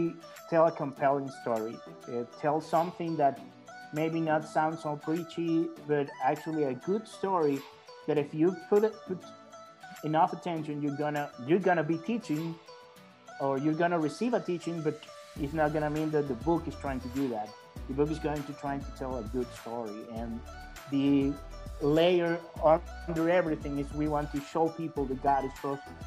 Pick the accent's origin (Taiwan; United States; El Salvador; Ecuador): El Salvador; I'm from El Salvador